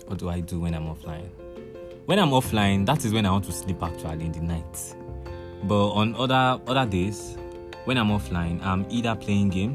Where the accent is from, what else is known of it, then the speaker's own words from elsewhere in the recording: Ibokun, Osun, Nigeria; I'm from Osun State, Ibokun Local Government, Ibokun Town to be precise